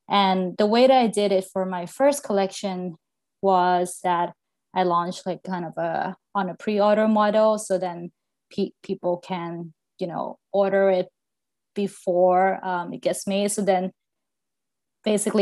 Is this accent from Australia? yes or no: no; Thailand; now in Seattle, United States; So I'm originally from Thailand, and I grew up in like a small beach town in Thailand.